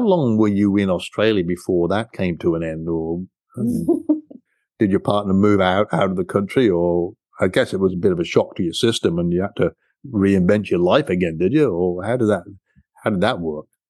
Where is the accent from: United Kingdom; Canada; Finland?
United Kingdom; now in United States; I'm a British guy